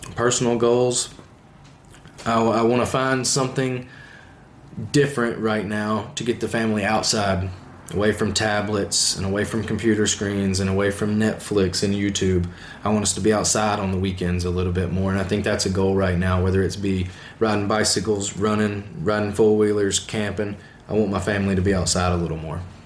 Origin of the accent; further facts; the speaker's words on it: the South, Alabama, United States; I'm from the South